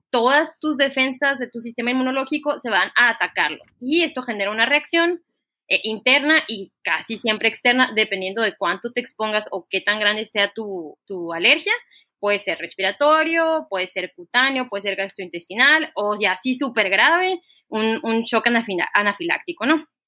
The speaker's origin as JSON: {"language": "Spanish", "town": "Ciudad Obregón", "region": "Sonora", "country": "Mexico", "tie": "born or raised there", "also_born_or_lived": "France / Puebla", "moved": "as an adult", "said": "yo soy originaria de Ciudad Obregón, Sonora"}